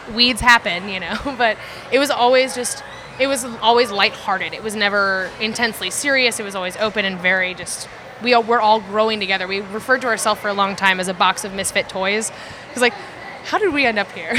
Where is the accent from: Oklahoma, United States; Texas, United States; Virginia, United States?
Oklahoma, United States; I'm from Oklahoma. I was half raised by my great grandparents and my grandparents, and then my mom